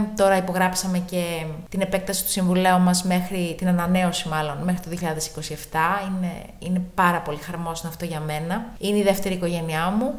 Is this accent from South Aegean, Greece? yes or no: yes; Tinos, South Aegean, Greece; moved away as an adult; also born or lived in Patras; είμαι από την Τίνο